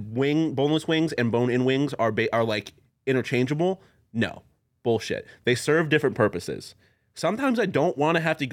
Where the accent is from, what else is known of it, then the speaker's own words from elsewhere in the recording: Buffalo, New York, United States; I'm from Buffalo.